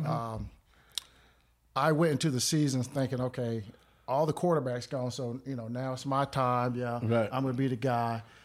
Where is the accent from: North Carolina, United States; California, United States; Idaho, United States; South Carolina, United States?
North Carolina, United States; Clayton; moved away as an adult; also born or lived in Greensboro, North Carolina; born and raised in Clayton, North Carolina